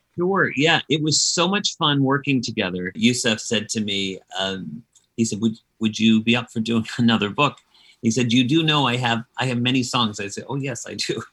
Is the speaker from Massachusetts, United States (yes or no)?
yes; Dedham, Massachusetts, United States; my hometown of Dedham, Massachusetts